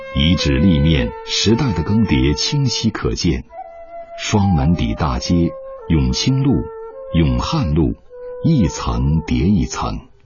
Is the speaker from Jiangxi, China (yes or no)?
no; Guangzhou, Guangdong, China; 我们广州人